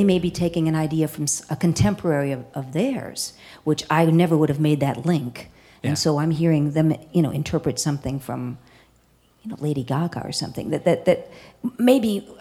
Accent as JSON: {"language": "English", "town": "Madison", "region": "Wisconsin", "country": "United States", "tie": "born or raised there", "also_born_or_lived": "Milwaukee, Wisconsin / Chicago, Illinois", "moved": "as an adult", "lives_now": "Lincoln, United States", "said": "I'm from Wisconsin"}